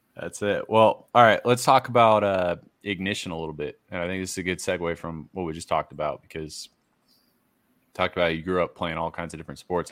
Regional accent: Massachusetts, United States; I'm from Massachusetts. I grew up a Red Sox fan

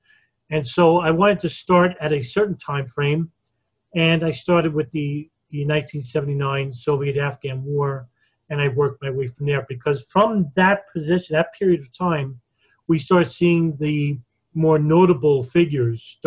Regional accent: New York, United States; I was born and raised in New York

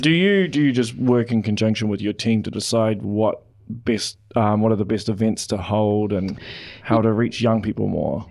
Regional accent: Auckland, New Zealand; moved away as an adult; now in Hamilton, New Zealand; I'm originally from Auckland

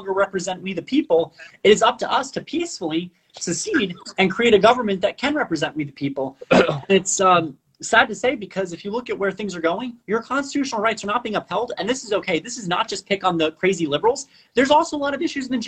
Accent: Puerto Rico; first language Spanish; I'm from Puerto Rico, or our family historically, regardless from Puerto Rico

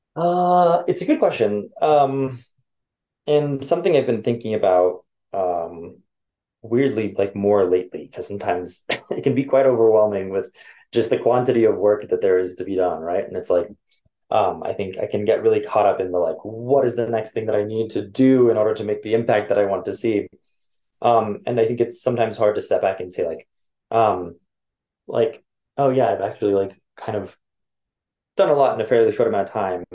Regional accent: Los Angeles, California, United States; moved away; also born or lived in Chicago / New York; born and raised

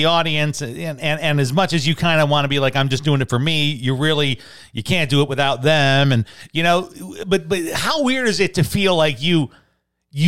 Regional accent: Chicago, Illinois, United States; I'm from Chicago, city of big shoulders

